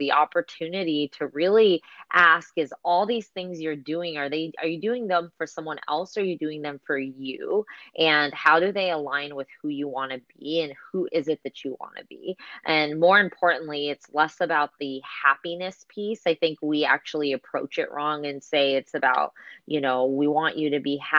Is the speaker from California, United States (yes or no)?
yes; Bay Area, California, United States; I grew up in this country. I am first generation in this country, and I think for me growing up in the Bay Area was actually quite difficult